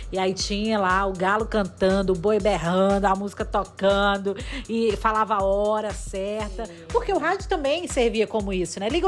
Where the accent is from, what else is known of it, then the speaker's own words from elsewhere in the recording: Pará, Brazil; A gente é do interior do Pará